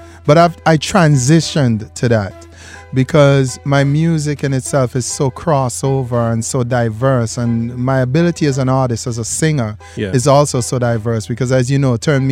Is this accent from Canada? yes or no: no; St. Vincent & Grenadines; St. Vincent and the Grenadines people. You know, shout out. That's my country. That's my island. That's where I'm from.